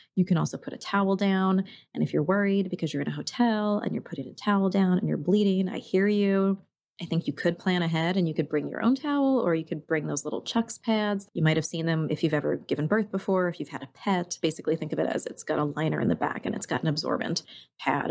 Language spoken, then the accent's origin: English; New York, United States; now in Oregon, United States; I grew up in New York.